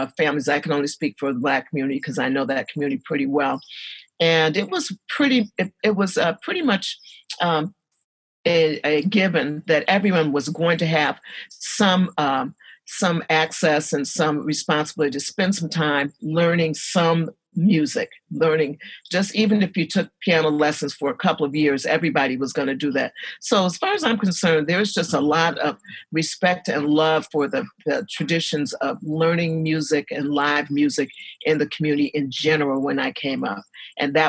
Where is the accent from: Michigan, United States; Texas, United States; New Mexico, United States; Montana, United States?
Michigan, United States; Detroit; I was born and raised here in Detroit